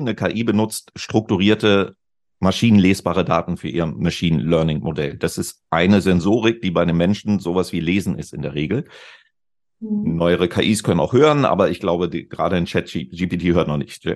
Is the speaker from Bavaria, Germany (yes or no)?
no; Celle, Lower Saxony, Germany; in meiner Heimatstadt, in der Stadt, in der ich aufgewachsen bin, Celle in Niedersachsen, nördlich von Hannover